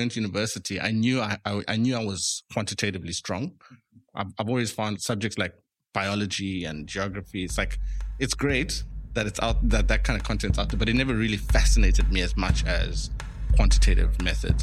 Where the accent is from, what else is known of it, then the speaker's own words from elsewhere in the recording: Eastern Cape, South Africa; moved away as an adult; now in Cape Town, South Africa; we grew up in the Eastern Cape. I'm first generation South African. So I was the first person in my family born here